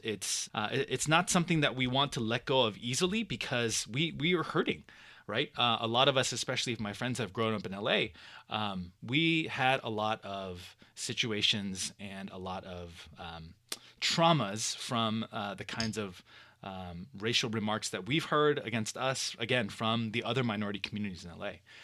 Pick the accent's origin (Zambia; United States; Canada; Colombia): United States; Los Angeles, California; born and raised in Southern California in Los Angeles. um, in the suburbs of L A, in the Valley area